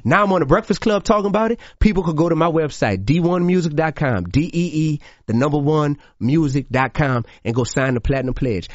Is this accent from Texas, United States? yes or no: no; New Orleans, Louisiana, United States; also born or lived in Baton Rouge; In New Orleans, I kicked it off in my hometown